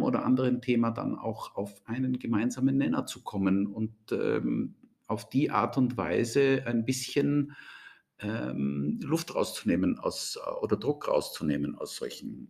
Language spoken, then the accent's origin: German; Austria; also born or lived in Germany; ich bin ähm, aus Deutschland kommen, kommend in jungen Jahren nach Österreich gekommen, hab, bin hier zur Schule gegangen, habe hier studiert